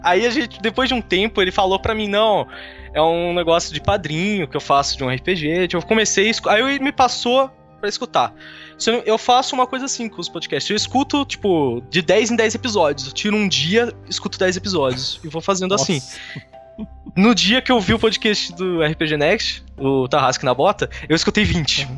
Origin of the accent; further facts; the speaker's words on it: Campinas, São Paulo, Brazil; sou de Campinas